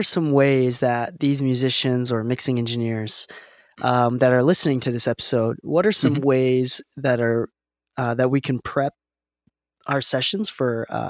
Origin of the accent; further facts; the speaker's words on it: Chicago, Illinois, United States; I love Chicago. Yeah. I grew up in Chicago.